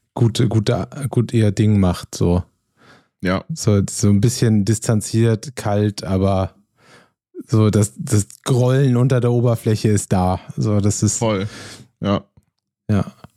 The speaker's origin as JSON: {"language": "German", "country": "Germany", "said": "als Deutscher"}